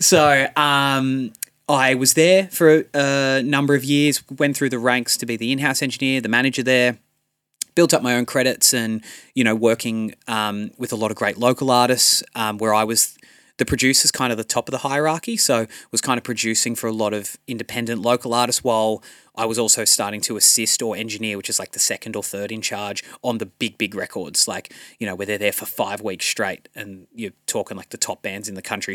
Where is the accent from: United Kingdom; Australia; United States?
Australia; Central Coast, New South Wales; I grew up here on the Central Coast